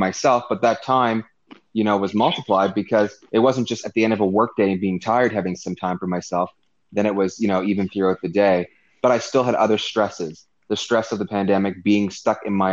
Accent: Canada; also born or lived in Hong Kong; I'm gonna be living in my home country, home province

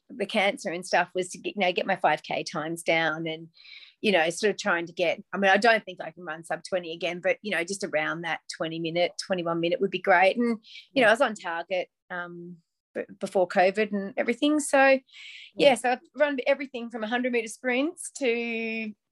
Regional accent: Australia; moved away; also born or lived in England; I'm from Australia, but I lived there.

